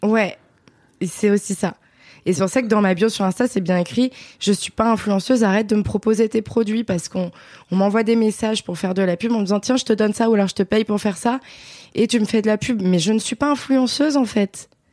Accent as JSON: {"language": "French", "area": "Beaujolais, near Villefranche-sur-Saône", "region": "Auvergne-Rhône-Alpes", "country": "France", "tie": "born or raised there", "said": "J'ai grandi dans le Beaujolais, un petit village euh, à côté de Villefranche-sur-Saône"}